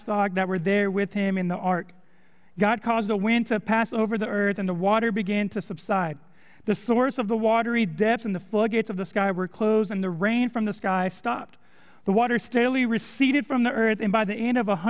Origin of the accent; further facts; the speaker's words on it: California, United States; moved away as an adult; also born or lived in Texas; now in Conway, United States; I'm from California. I'm not used to storms